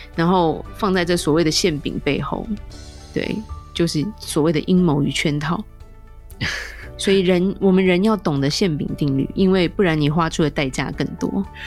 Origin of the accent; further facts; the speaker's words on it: Taiwan; 我们台湾人